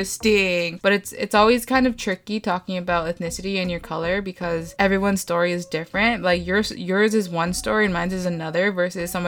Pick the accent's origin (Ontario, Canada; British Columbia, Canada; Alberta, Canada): Ontario, Canada; Toronto; I grew up in Toronto